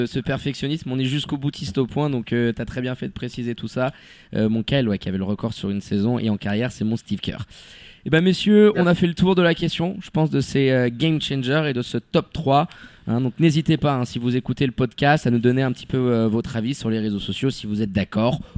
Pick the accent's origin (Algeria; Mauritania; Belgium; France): Mauritania; Eastern Mauritania; Bah, moi je viens de, de l'est de la Mauritanie, mais j'habite dans la ville, dans la capitale Nouakchott.